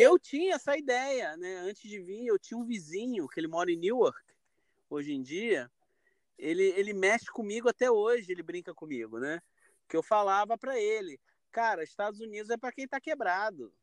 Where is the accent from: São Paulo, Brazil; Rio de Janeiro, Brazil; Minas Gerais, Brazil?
Rio de Janeiro, Brazil; moved away as an adult; now in Westchester, United States; sou carioca da gema, da capital Carioca mesmo